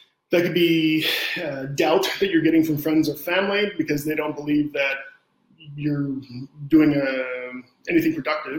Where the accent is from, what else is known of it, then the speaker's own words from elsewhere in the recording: Canada; I'm Canadian